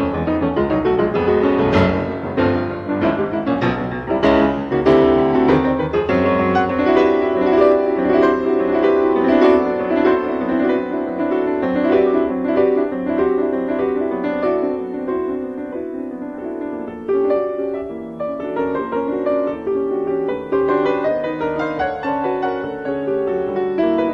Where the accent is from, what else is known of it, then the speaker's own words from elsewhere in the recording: Ann Arbor, Michigan, United States; moved away; also born or lived in New York; my hometown of Ann Arbor, Michigan.